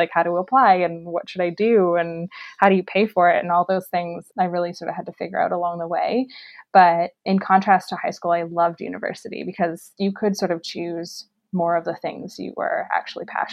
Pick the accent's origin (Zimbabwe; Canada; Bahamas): Canada; Kitchener, Ontario; a job at a restaurant group in my hometown of Kitchener-Waterloo